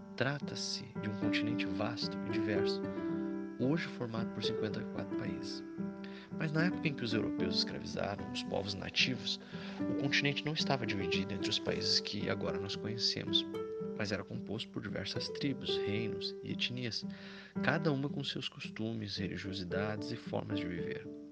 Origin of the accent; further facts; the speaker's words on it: Brazil; você e eu, brasileiros